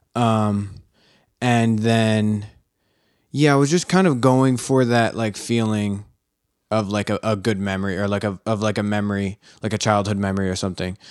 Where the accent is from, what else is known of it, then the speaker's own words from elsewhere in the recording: Philadelphia, Pennsylvania, United States; I grew up here in Philadelphia